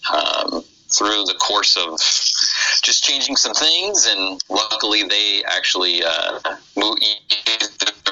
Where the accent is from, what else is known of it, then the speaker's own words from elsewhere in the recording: Midwest, United States; accent: Midwestern; My Midwestern accent